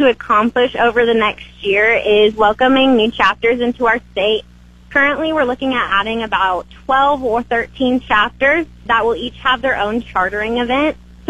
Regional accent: Wichita, Kansas, United States; also born or lived in Hoxie; Well, I was raised in Wichita, and then around my eighth grade year, I moved up to Hoxie, and I got put in a more rural sense of community

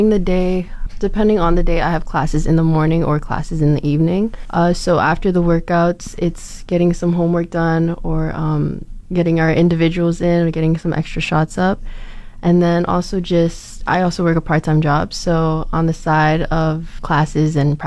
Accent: Mississauga, Ontario, Canada; moved away as an adult; now in Fort McMurray, Canada; I'm from Mississauga, Ontario

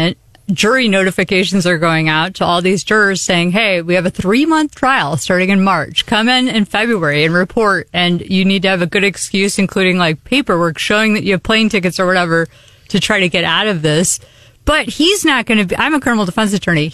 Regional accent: Missouri, United States; I'm from Missouri

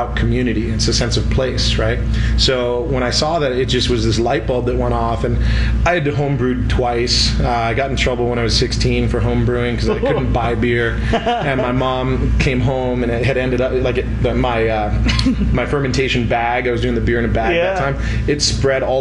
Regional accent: San Diego, California, United States; moved away; also born or lived in San Francisco / Maui; born in San Diego, grew up there

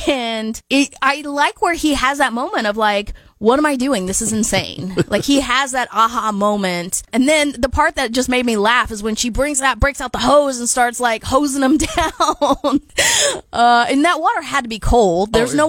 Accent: United States; as an American

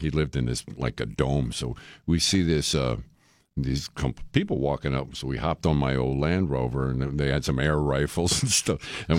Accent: New York, United States; I'm a New Yorker

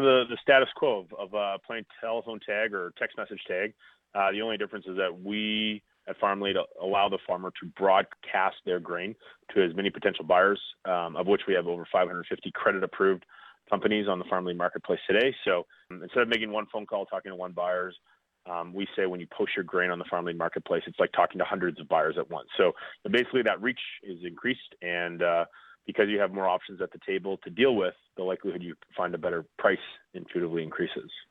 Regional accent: Foam Lake, Saskatchewan, Canada; my roots are in Foam Lake, Saskatchewan. That's my hometown

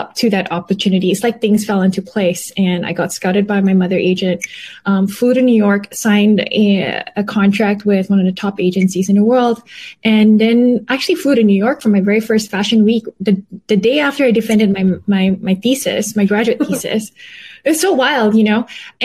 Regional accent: Malaysia; moved away as an adult; also born or lived in Canada / United States; I was born and raised in Malaysia

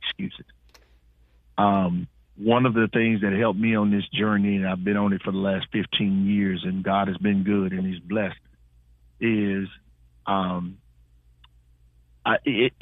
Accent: Houston, Texas, United States; moved away; I'm originally from Houston

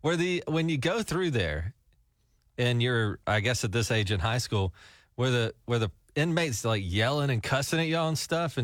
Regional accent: Gulf Shores, Alabama, United States; I grew up near the Gulf, and a lot of people from this area would know what I'm talking about, Gulf Shores and Orange Beach. You know, I grew up there

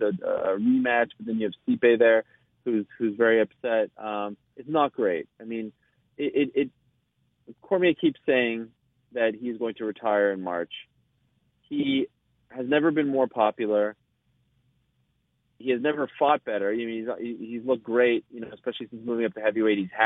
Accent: Canada; I'm Canadian

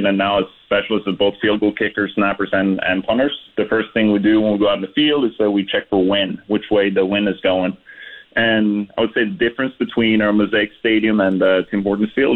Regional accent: Norway; moved away as an adult; also born or lived in Regina; I'm from coastal city in Norway

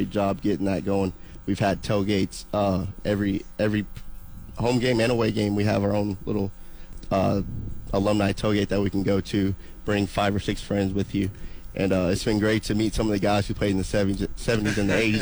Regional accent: Snyder, Texas, United States; they knew I was from Snyder, but they didn't think I was that country like

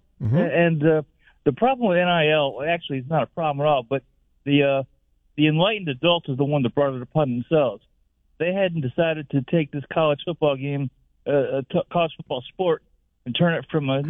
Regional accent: New York, United States; I'm from New York

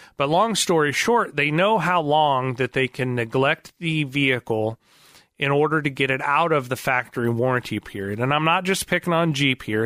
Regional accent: outside of the Chicagoland area, Illinois, United States; now in Springfield, United States; We grew up outside of the Chicagoland area for a good part of my childhood.

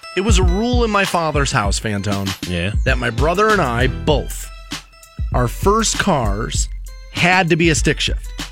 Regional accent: Ohio, United States; moved away; I'm from Ohio

